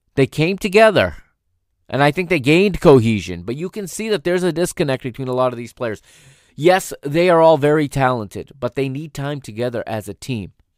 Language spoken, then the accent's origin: English; United States; I am an American